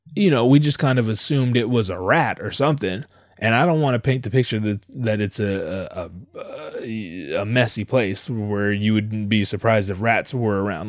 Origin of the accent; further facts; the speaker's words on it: Southern California, United States; also born or lived in Anaheim; I come from Southern California.